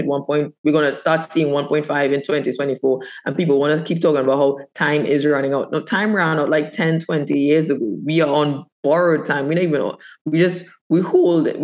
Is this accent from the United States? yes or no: no; Trinidad & Tobago; moved away as an adult; also born or lived in Canada; I born and raised in Trinidad and Tobago.